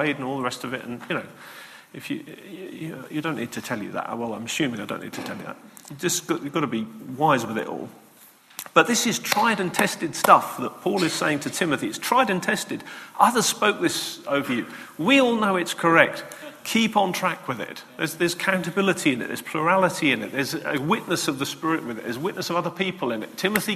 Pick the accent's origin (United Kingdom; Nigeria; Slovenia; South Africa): United Kingdom; Lowestoft, East of England; I'm from Lowestoft.